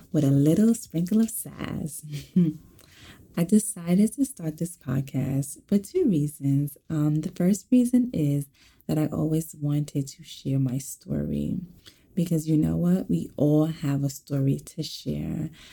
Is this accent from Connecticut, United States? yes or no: no; New York City, New York, United States; I am also born and raised in Brooklyn